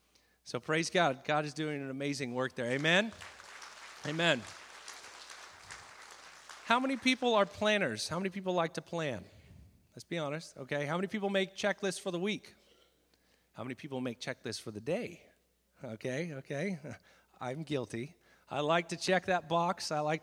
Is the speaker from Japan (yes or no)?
yes; Japan; I'm a missionary kid, and I grew up in Japan.